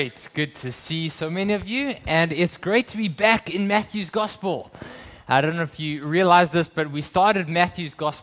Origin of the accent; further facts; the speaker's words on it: South Africa; moved away; I grew up in South Africa